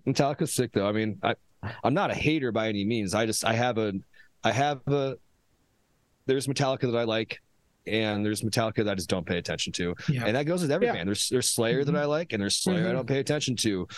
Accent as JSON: {"language": "English", "town": "Omaha", "region": "Nebraska", "country": "United States", "tie": "born or raised there", "said": "here in my hometown, currently Omaha"}